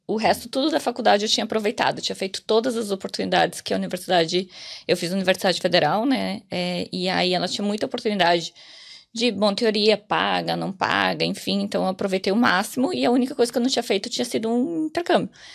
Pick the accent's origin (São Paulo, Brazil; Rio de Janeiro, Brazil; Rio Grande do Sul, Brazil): Rio Grande do Sul, Brazil; Porto Alegre; moved away as an adult; now in Ireland; Eu saí de Porto Alegre, eu cheguei em janeiro, janeiro de 2018.